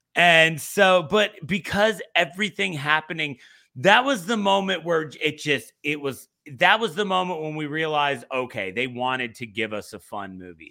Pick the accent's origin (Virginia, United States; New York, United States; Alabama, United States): Virginia, United States; Virginia Beach; I grew up in Virginia Beach